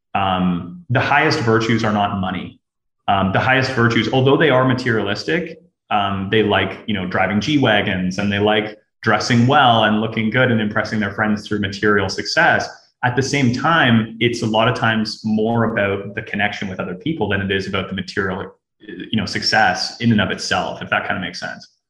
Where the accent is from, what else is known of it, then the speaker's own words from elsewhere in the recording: Canada; moved away as an adult; now in Russia; I'm Canadian